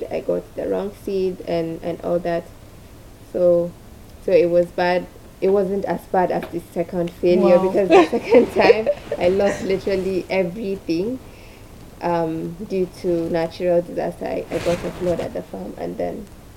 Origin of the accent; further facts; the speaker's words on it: Kano, Kano State, Nigeria; I was born and brought up in Kano